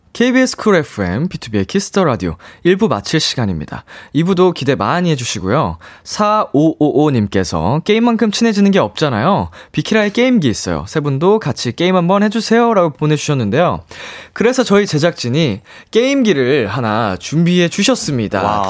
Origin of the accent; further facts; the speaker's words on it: Seoul, South Korea; 저도 이제 평생 서울에서 나고 자라서